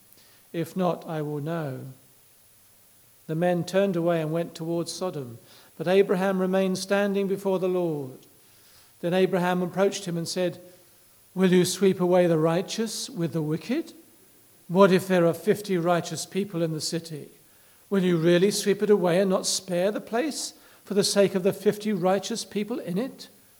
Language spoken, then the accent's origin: English; England, United Kingdom